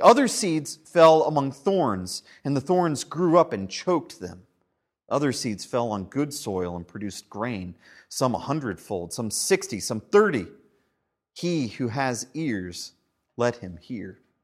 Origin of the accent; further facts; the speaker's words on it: United States; we're Americans